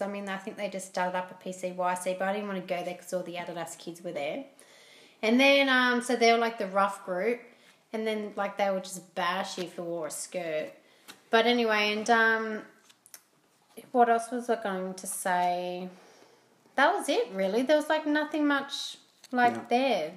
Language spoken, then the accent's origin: English; Port Macquarie, New South Wales, Australia; moved away; also born or lived in Blacktown / Mount Druitt; I grew up in Port Macquarie and um, small beachy town, which I love. It's still home to me.